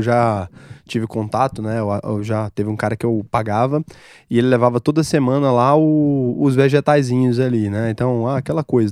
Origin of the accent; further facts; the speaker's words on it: Goiás, Brazil; eu sou de Goiás